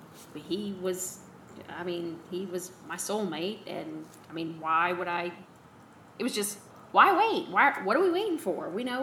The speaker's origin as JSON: {"language": "English", "town": "New Orleans", "region": "Louisiana", "country": "United States", "tie": "born or raised there", "also_born_or_lived": "Auburn", "moved": "as an adult", "said": "growing up in New Orleans."}